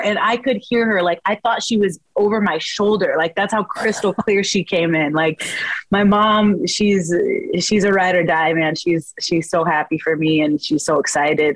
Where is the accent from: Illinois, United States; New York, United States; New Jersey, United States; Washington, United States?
Washington, United States; Spokane; now in Chicago, United States; I'm from Washington. I'm Washington native